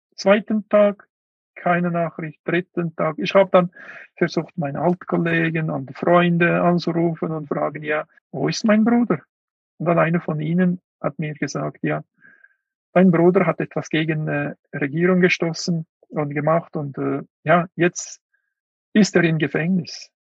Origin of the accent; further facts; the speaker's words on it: Kuqa, Xinjiang, China; German is a second language; moved away; Ich war äh, in Kutscha, in meinem Heimatland.